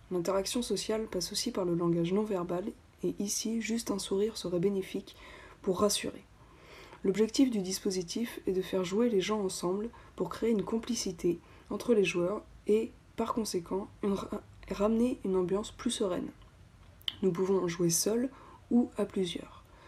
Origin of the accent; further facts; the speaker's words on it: Nantes, Pays de la Loire, France; je suis nantaise